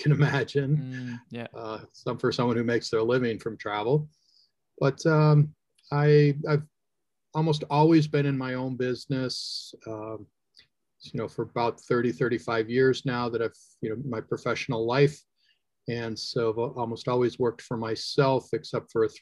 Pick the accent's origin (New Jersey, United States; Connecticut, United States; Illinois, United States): Illinois, United States; Chicago; I am born and raised in the Chicagoland area here in the U.S.